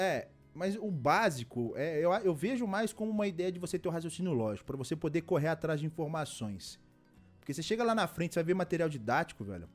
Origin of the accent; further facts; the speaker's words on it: Belo Horizonte, Minas Gerais, Brazil; eu sou de BH, Belo Horizonte.